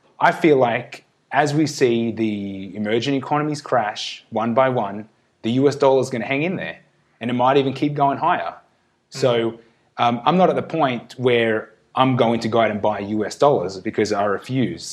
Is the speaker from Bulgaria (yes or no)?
no; Australia; now in Mexico; as an Australian